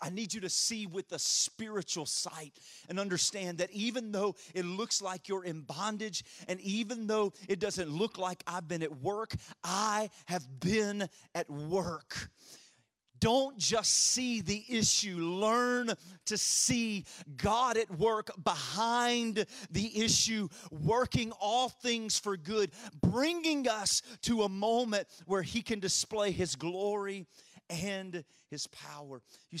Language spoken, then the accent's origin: English; Louisiana, United States; And I'm from Louisiana, so our sports teams do that quite often.